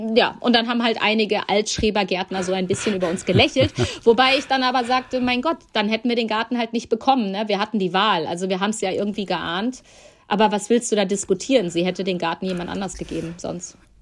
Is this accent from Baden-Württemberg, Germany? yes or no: no; Ahlen, North Rhine-Westphalia, Germany; moved away; in meiner alten Heimat im Münsterland